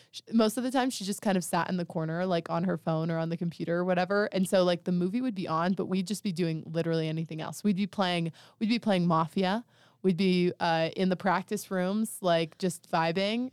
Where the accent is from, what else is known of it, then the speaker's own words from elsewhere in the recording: Monticello, Utah, United States; I'm from Monticello